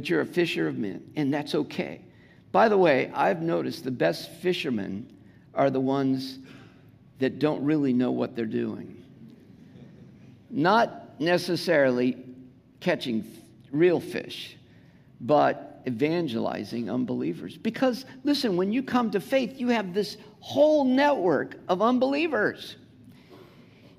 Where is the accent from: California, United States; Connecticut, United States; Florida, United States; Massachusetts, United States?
California, United States; Southern; accent: Southern California; my Southern California accent